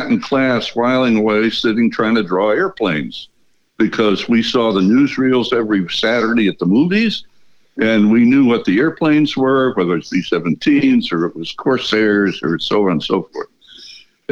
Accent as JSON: {"language": "English", "country": "United States", "tie": "born or raised there", "said": "born and raised in the United States"}